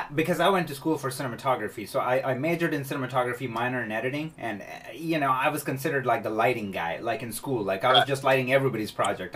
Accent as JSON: {"language": "English", "town": "Chicago", "region": "Illinois", "country": "United States", "moved": "as an adult", "lives_now": "California, United States", "said": "I'm from Chicago. I moved to California like 10 years ago"}